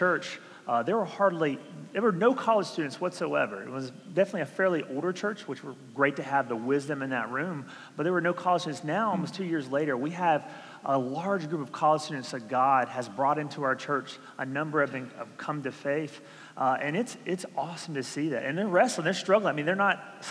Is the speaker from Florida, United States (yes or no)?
no; Georgia, United States; moved away; I'm from Georgia. I barely learned English